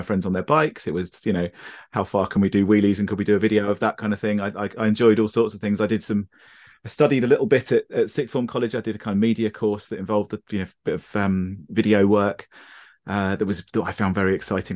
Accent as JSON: {"language": "English", "town": "Brighton", "region": "South East England", "country": "United Kingdom", "tie": "born or raised there", "said": "I grew up in Brighton, uh, which is, which is completely surrounded by the South Downs."}